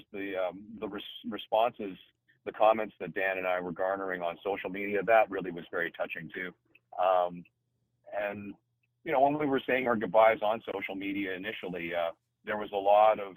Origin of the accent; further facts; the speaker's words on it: Winnipeg, Manitoba, Canada; moved away as an adult; also born or lived in Montreal; I'm in Winnipeg, in my hometown.